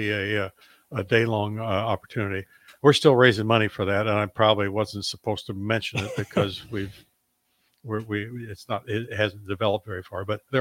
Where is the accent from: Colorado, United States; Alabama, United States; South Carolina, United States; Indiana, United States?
Indiana, United States; Indianapolis; now in Lincoln, United States; When I first moved here in 1979, I could not believe how people knew each other in Lincoln. I came from Indianapolis, 1.5 million people in Indianapolis.